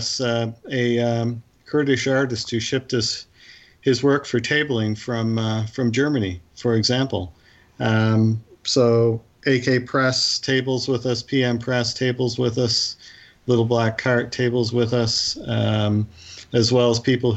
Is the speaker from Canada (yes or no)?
yes; Kingston, Ontario, Canada; now in Victoria, Canada; I was actually born in Victoria. I grew up in Kingston, Ontario.